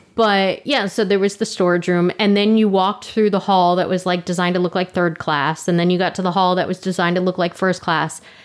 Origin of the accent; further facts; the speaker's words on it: Orlando, Florida, United States; Orlando, and I'm like, let's start with my hometown